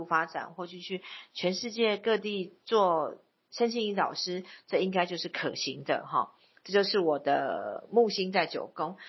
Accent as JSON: {"language": "Chinese", "region": "Taipei", "country": "Taiwan", "tie": "born there", "said": "因为我本身是在台北出生。"}